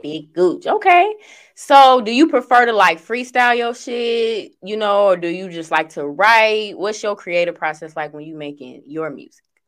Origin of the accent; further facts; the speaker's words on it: suburbs outside Chicago, Illinois, United States; I am from the suburbs, so I'm right outside of Chicago